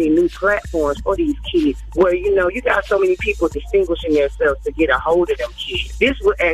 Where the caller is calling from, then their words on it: Columbus, Georgia, United States; I'm checking in from Columbus, Georgia.